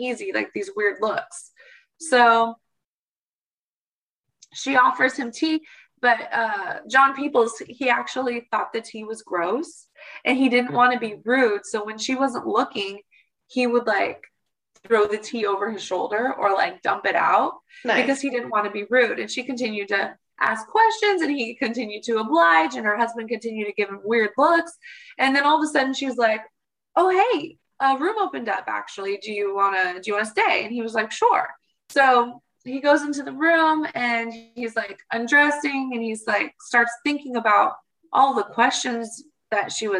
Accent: Portland, Oregon, United States; I come from Portland, Oregon

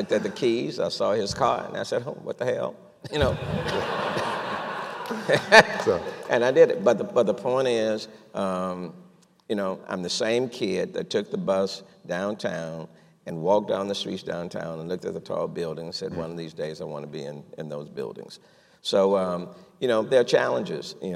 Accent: Houston, Texas, United States; I grew up in Acres Home, we say the fo-fo, grew up there

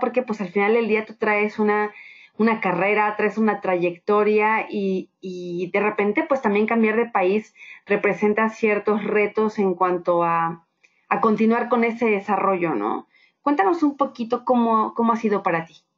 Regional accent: Mexico; ambas somos mexicanas

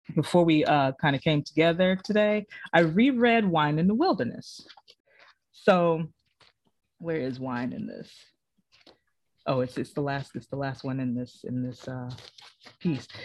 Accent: South Carolina, United States; moved away as an adult; now in New York, United States; I'm from South Carolina

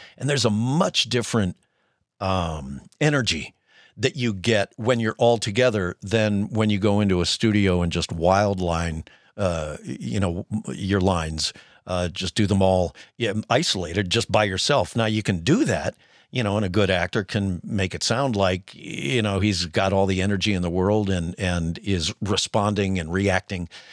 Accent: Cleveland, Ohio, United States; also born or lived in Denver, Colorado; I grew up in Cleveland, Ohio

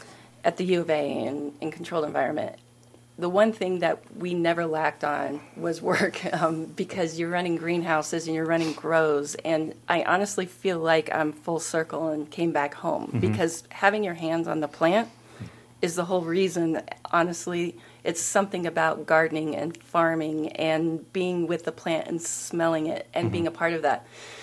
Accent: Oregon, United States; also born or lived in Seattle, Washington / Colorado; I'm in the desert now and I am from Oregon, Seattle, Washington, Colorado.

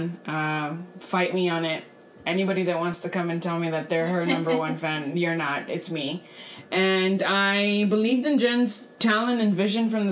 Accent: Brownsville, Texas, United States; I was born and raised here in Brownsville. I've been here my whole life

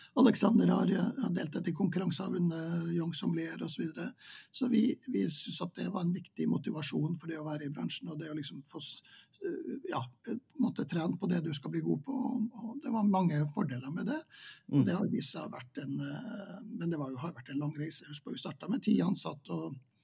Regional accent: Vadsø, Finnmark, Norway; moved away as an adult; now in Trondheim, Norway; jeg er jo født og oppvokst i Vadsø

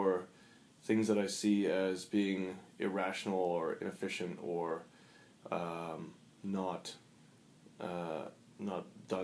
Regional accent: South Africa; moved away; I grew up in South Africa, and that's a very strange place.

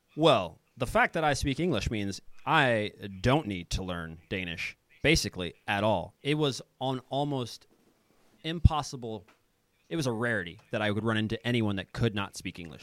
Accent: Kansas City, United States; moved away as an adult; also born or lived in Denmark / Finland / Croatia / Serbia; now in Sweden; I'm from Kansas City. I, I grew up uh, there

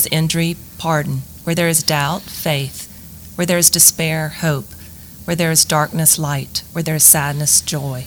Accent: Lafayette, Louisiana, United States; I was born here in Lafayette, the youngest of three girls.

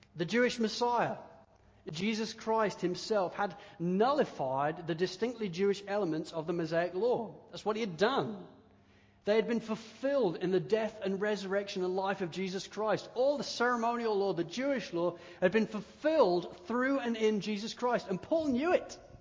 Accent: United Kingdom; growing up in the United Kingdom

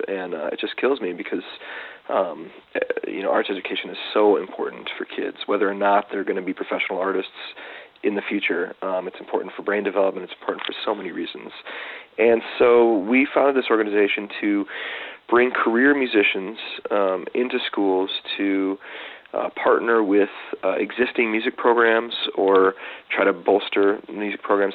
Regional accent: Detroit, Michigan, United States; I grew up in Detroit, um, Michigan

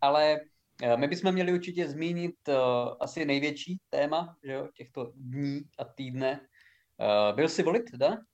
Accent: Haná, Olomouc Region, Czechia; u nás doma na Hané

